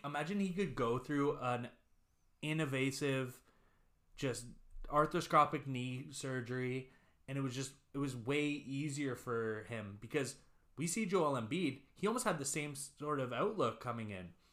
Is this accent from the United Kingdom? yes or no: no; Canada; We're from Canada here